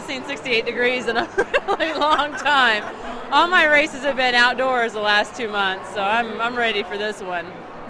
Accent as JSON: {"language": "English", "town": "Omaha", "region": "Nebraska", "country": "United States", "said": "From Omaha, Nebraska."}